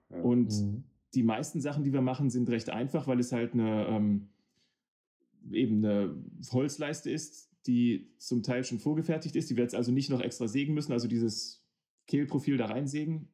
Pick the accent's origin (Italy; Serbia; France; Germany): Germany; Hanover, Lower Saxony; ich komme aus Hannover